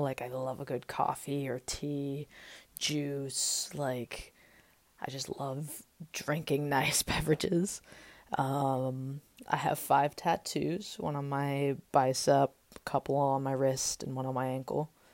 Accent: Austin, Texas, United States; also born or lived in Las Vegas, Nevada; I was born in Las Vegas, Nevada in nineteen ninety-eight. Uh, my dad was stationed in the Air Force there, and he was in Korea a little bit, and when he retired when I was six, we moved with my two-year-old brother to Austin and sort of set up life there.

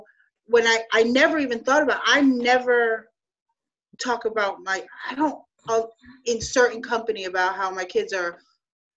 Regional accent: New York City, New York, United States; moved away; also born or lived in Florida; I grew up in New York City at the time. Mm-hmm. I'm Puerto Rican, but I'm Afro-Latinx

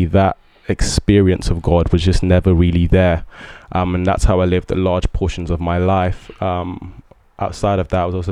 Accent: England, United Kingdom; also born or lived in Ibadan, Oyo State, Nigeria; I moved to the UK when I was 6

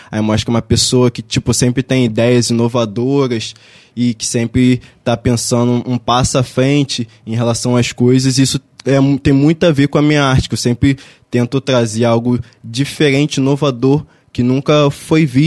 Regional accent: Barra do Piraí, Rio de Janeiro, Brazil; Sou daqui de Barra do Piraí mesmo.

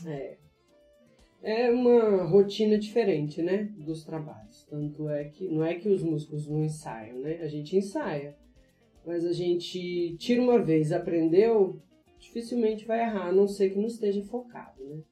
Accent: interior of Minas Gerais, Brazil; eu sou mineira, é, do interior de Minas Gerais

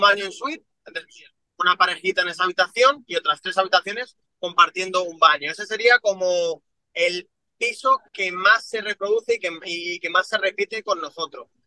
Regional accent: Madrid, Community of Madrid, Spain; yo me crié en San Cristóbal de los Ángeles, que es uno de los peores barrios que, existe en Madrid.

